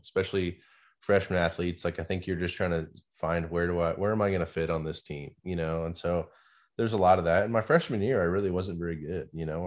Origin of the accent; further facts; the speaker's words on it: Nebraska, United States; moved away; growing up in Nebraska